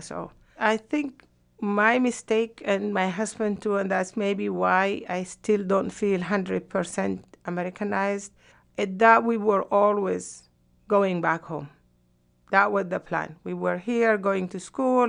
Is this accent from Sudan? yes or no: yes; Sudan; moved away as an adult; also born or lived in Yemen; now in United States